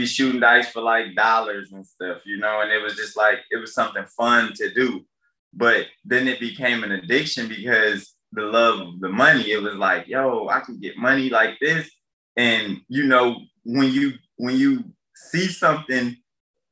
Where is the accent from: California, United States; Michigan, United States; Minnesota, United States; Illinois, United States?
Michigan, United States; Detroit; I grew up in Detroit